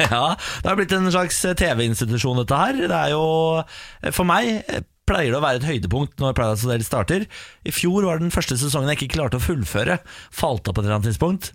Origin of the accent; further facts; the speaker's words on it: Bergen, Vestland, Norway; Jeg er 20 år og jeg er fra Bergen.